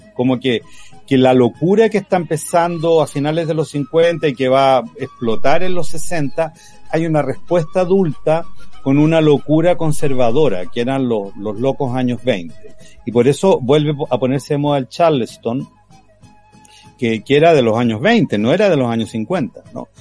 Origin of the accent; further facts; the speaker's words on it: Chile; nuestro sello chileno